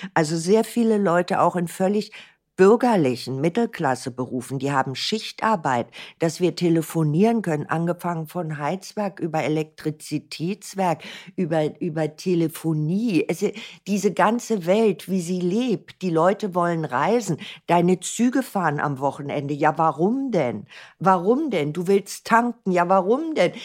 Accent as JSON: {"language": "German", "region": "Berlin", "country": "Germany", "tie": "born or raised there", "said": "ich bin ein Berliner Kind. Ich bin in Berlin geboren"}